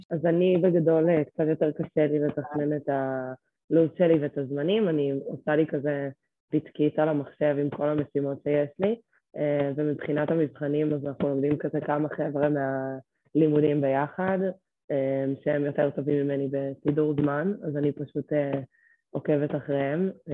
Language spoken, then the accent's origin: Hebrew; Ganei Tikva, Central District, Israel; now in Tel Aviv, Israel; אני גרה בתל אביב, אה, במקור מגני תקווה